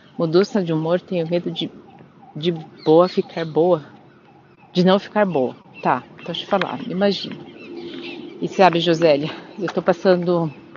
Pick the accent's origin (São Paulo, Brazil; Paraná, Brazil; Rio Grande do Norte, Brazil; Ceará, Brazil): Paraná, Brazil; Curitiba; eu sou de Curitiba